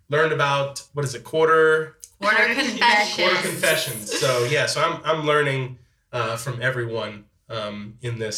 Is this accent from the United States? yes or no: yes; Metairie, Louisiana, United States; I am from Metairie.